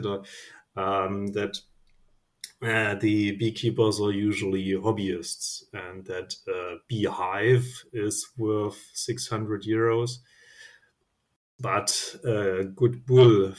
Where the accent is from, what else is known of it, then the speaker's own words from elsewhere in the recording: Germany; I'm from Germany